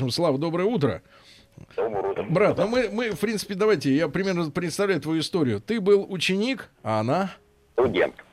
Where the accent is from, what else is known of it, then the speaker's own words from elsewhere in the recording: Moscow Oblast, Russia; Она из Астрахани, я из Подмосковья.